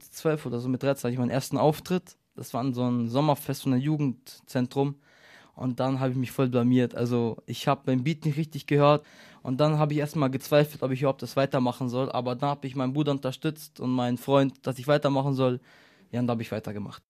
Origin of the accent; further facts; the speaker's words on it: Munich, Bavaria, Germany; Neuperlach, von wo ich komme